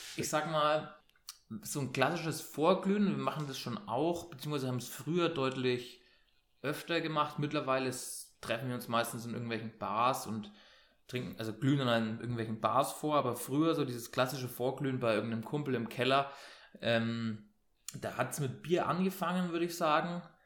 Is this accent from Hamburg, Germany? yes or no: no; Bayreuth, Bavaria, Germany; ich komme aus Bayern, Ähm, also aus Franken